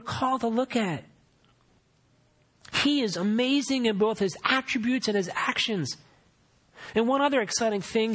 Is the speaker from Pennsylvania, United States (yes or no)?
yes; Philadelphia, Pennsylvania, United States; moved away as an adult; where I grew up in Philadelphia